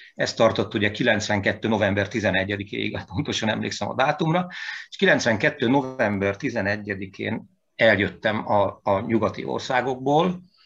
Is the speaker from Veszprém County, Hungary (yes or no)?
yes; Veszprém, Veszprém County, Hungary; moved away as an adult; also born or lived in Hamburg, Germany; itt születtem